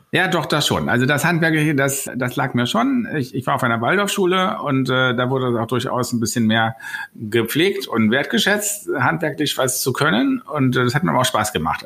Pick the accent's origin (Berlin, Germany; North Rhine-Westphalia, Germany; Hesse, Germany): Berlin, Germany; Ich bin aus Berlin, ähm, bin so richtige Berliner Pflanze, hier geboren, hier zur Schule, hier zur Uni.